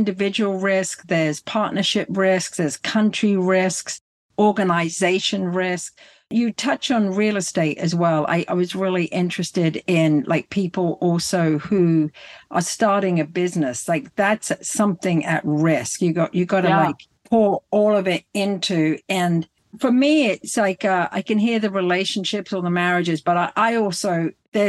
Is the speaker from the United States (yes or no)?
no; England, United Kingdom; I'm so English.